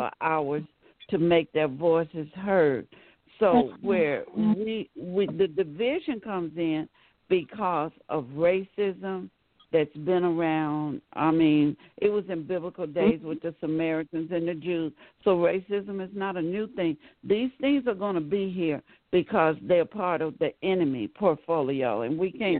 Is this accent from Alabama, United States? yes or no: yes; Birmingham, Alabama, United States; also born or lived in Chicago, Illinois; I grew up in Chicago, and then we moved to Birmingham. Right, in the early 60s